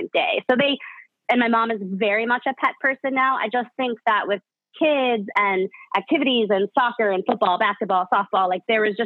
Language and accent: English; Chicago, Illinois, United States; I grew up in Chicago